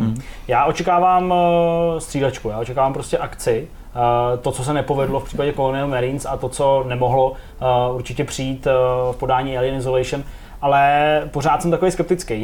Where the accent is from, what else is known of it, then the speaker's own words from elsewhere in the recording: Czechia; jsem Čech